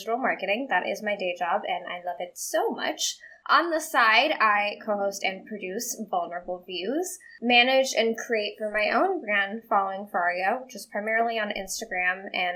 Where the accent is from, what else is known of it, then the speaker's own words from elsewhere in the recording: Texas, United States; moved away; my hometown in Texas, which is a small town in Texas